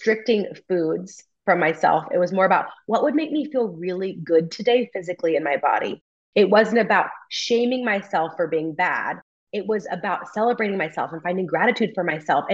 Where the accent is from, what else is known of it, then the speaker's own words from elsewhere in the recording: California, United States; moved away as an adult; a job opens up back in my hometown and I try to get recruited by a family friend to come work for our farm bureau in my home county